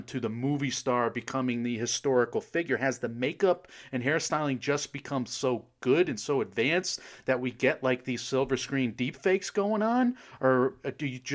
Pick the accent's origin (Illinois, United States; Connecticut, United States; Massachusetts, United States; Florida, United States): Connecticut, United States; I'm also like the most Italian person ever. So you wouldn't get it because I'm from Connecticut